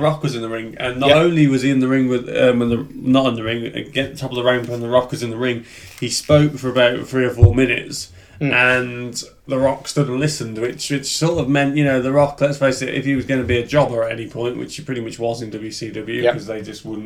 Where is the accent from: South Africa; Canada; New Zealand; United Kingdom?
United Kingdom; being a fan in the UK